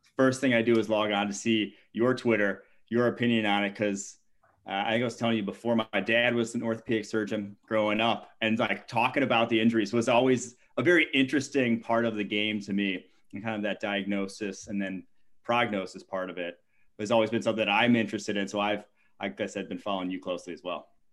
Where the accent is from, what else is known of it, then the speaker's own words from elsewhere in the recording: Milwaukee, Wisconsin, United States; moved away; I'm from Milwaukee originally